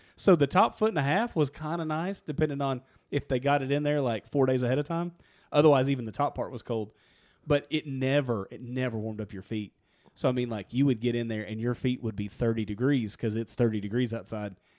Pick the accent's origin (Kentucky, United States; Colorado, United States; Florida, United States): Kentucky, United States; That's where I'm from